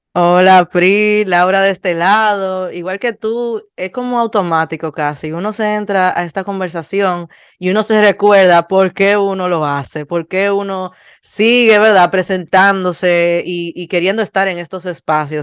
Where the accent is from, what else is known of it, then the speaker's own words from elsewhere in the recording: Dominican Republic; terminamos siendo 14 dominicanos